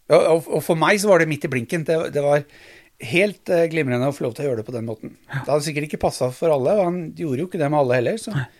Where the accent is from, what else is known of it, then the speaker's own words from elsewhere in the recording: Drammen, Buskerud, Norway; also born or lived in Arendal; Bodd i Drammen siden jeg var et halvt år gammel